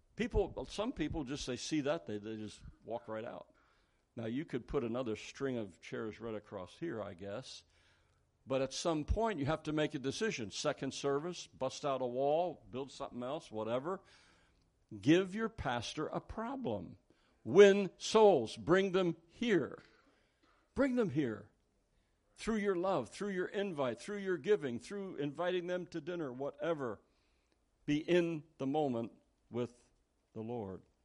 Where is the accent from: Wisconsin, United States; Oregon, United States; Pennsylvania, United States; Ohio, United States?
Pennsylvania, United States; Philadelphia; I was born in Philadelphia.